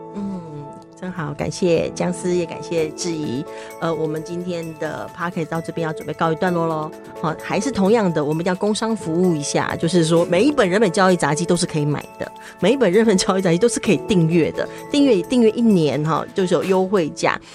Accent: Taiwan; 我们是台湾人

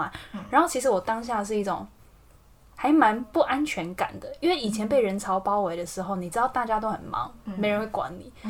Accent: Taiwan; now in Italy; 我们说我们台湾人，

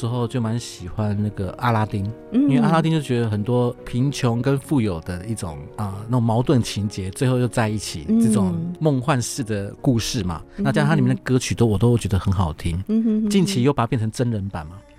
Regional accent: Taiwan; 他是我们台湾人做的

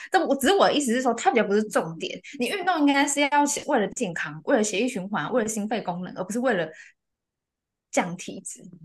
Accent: central and southern Taiwan, Taiwan; 我是中南部的人

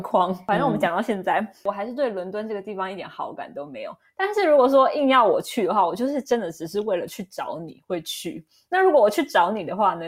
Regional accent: northern Taiwan, Taiwan; moved away; 我们那些北部长大的小孩

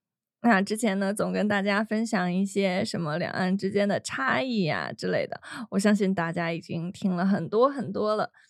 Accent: China; 可能我说这个猎奇只是对于我们来自那个中国大陆的人来说，但对大家来说可能已经很习惯了。

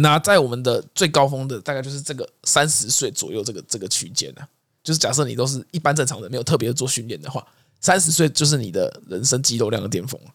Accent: Taiwan; 啊，你也知道我们台湾的这种个性嘛

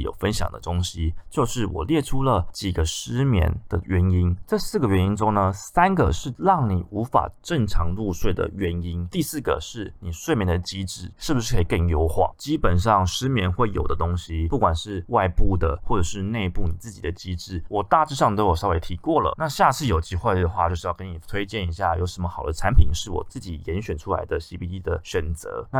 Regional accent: Taiwan; 那加上我们台湾人一直都对于安眠药的使用有很大的错误观念

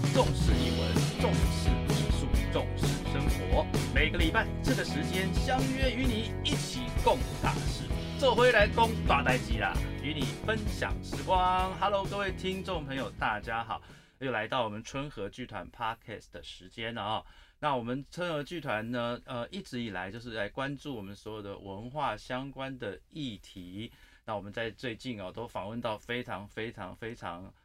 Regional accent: Taipei, Taiwan; 我也是土生土长的台北人

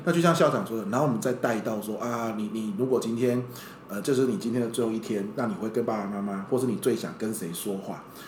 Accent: Pingtung County, Taiwan; 即便我生者当屏东

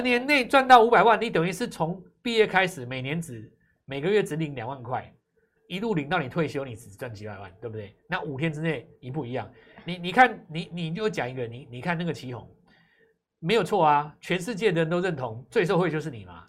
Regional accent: Taiwan; 在我们台湾

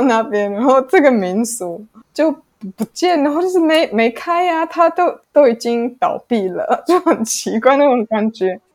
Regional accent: Germany; Chinese is a second language; moved away as an adult; also born or lived in Italy; now in Taiwan; 我在德国出生长大

